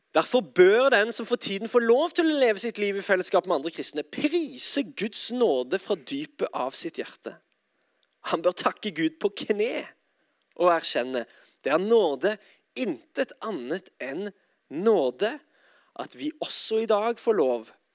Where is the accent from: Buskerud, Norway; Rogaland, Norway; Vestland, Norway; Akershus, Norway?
Rogaland, Norway; Sandnes; now in Oslo, Norway; jeg er altså fra Sandnes. Eh, og bor i Oslo, dessverre